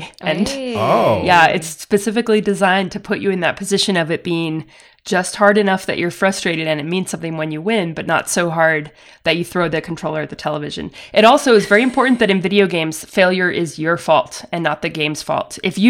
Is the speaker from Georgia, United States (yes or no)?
yes; Georgia, United States; No, I'm from Forsyth County. So it's a little bit north of Atlanta, sort of up toward the mountains.